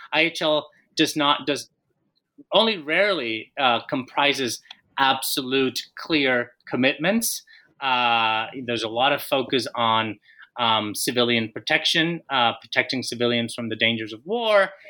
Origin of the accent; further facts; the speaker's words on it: Colombia; moved away as an adult; also born or lived in Minnesota; I am Colombian. I was born and raised in Colombia